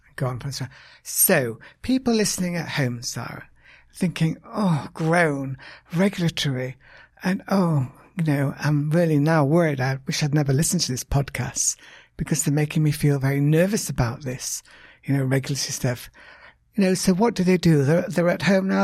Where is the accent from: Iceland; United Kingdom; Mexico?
United Kingdom; now in United States; I'm British